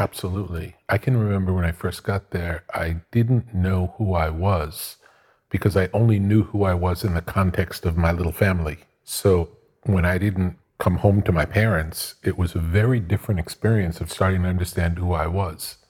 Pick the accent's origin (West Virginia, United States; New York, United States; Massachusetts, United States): New York, United States; Long Beach; I grew up in Long Beach